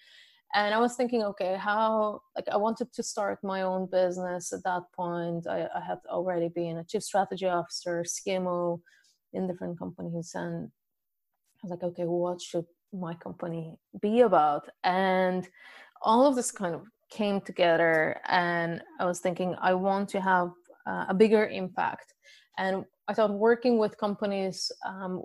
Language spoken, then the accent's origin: English; Bulgaria; moved away as an adult; now in Dublin, Ireland; originally I'm from Bulgaria and currently I live in Dublin, Ireland